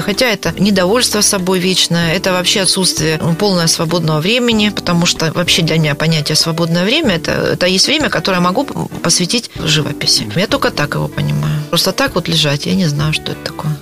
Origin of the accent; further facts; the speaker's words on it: Grozny, Chechnya, Russia; also born or lived in Prague, Czechoslovakia; now in Rostov-on-Don, Russia; сама родом из Грозного